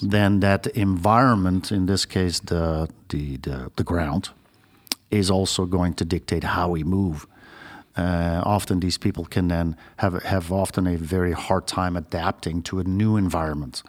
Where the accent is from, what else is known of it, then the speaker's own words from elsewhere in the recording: Belgium; moved away as an adult; also born or lived in Australia; now in United States; I used to be a registered nurse in my home country, Belgium